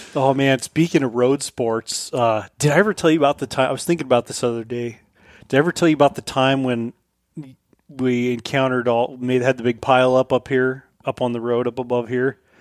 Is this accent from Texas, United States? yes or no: no; Colorado, United States; moved away; when I grew up in Colorado